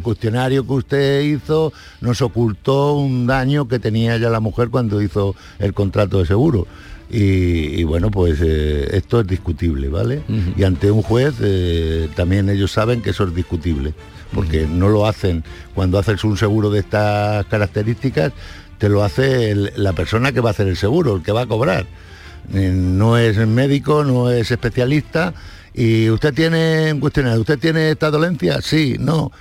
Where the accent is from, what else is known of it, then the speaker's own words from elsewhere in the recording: Madrid, Community of Madrid, Spain; moved away; la mayoría de mi familia vive allí, en Madrid, soy madrileño